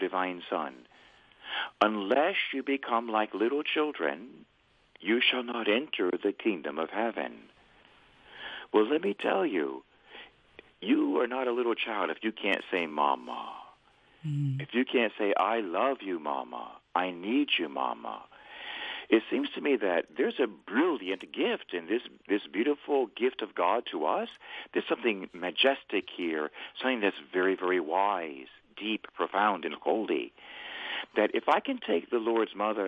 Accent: Tampa, Florida, United States; I would be saying masses around my hometown in Tampa, Florida.

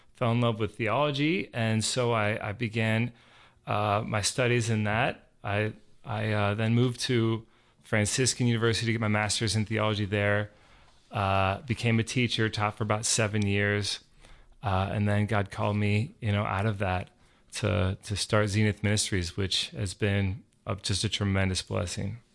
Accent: Georgia, United States; I grew up here in Georgia

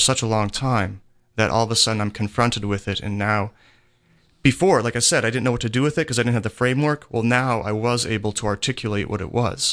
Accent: Pennsylvania, United States; I'm from Pennsylvania

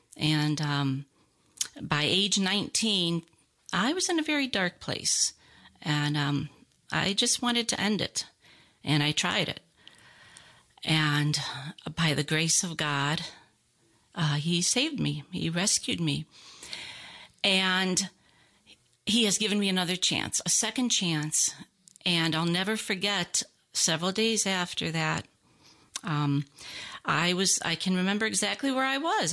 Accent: Ohio, United States; moved away as an adult; now in Lawrenceville, United States; Um, I'm a cradle Catholic, born there and lived there until two thousand seven

